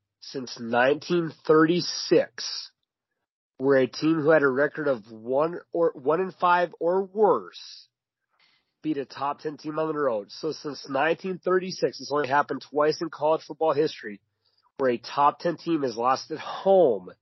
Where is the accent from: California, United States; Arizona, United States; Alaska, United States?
Alaska, United States; also born or lived in St. Paul, Minnesota; I grew up in Alaska